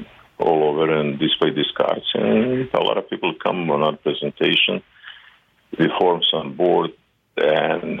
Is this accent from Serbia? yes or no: yes; Serbia; English is a second language; moved away as an adult; also born or lived in Croatia; I'm Serbian, also from Croatia, so we relocate. When I was 6 years old, we relocated from Croatia to Serbia